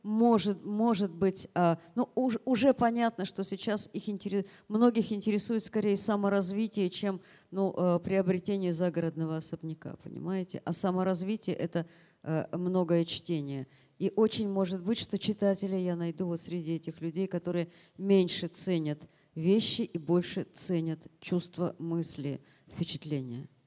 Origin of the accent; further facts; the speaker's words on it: Ural, Russia; а я с Урала, мне по барабану, что вы тут говорите.